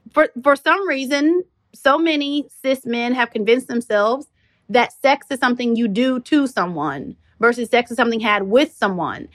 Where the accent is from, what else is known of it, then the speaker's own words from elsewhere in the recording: Kentucky, United States; moved away as an adult; I'm a country mouse, you know, I come from Kentucky